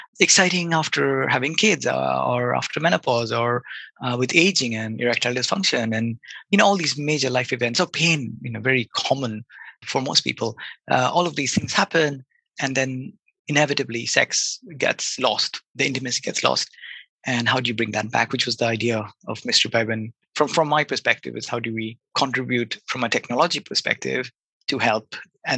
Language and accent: English; Kolkata, West Bengal, India; moved away as an adult; also born or lived in Bath, United Kingdom; I grew up in Calcutta, which is a pretty big city in India